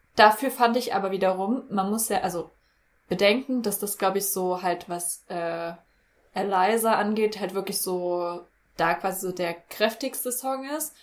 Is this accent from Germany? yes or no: yes; Germany; für uns als Deutsche